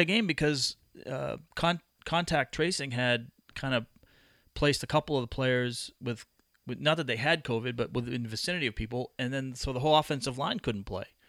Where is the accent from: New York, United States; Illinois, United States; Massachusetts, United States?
Massachusetts, United States; I grew up in Massachusetts